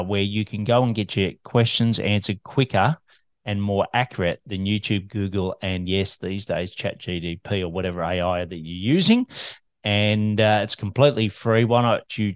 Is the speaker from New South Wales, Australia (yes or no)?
no; Melbourne, Victoria, Australia